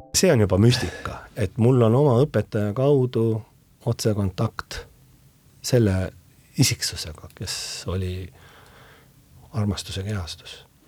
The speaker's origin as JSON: {"language": "Estonian", "area": "Hiiu", "region": "Harju County", "country": "Estonia", "tie": "born or raised there", "said": "see on minu sünnikodu."}